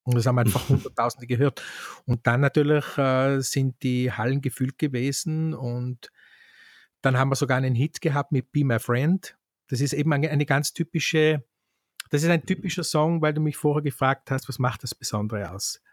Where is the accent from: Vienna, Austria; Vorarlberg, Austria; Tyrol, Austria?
Tyrol, Austria; Kauns; in Kauns, um das beim Namen zu nennen, wo ich aufgewachsen bin